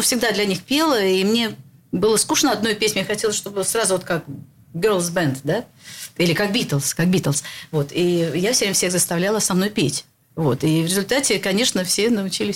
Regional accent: Saint Petersburg, Russia; Я родилась в Ленинграде

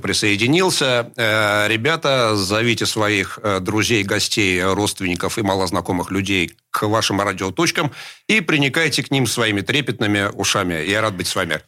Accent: Saint Petersburg, Russia; Я родился в Питере 53 года назад э, в пролетарской семье

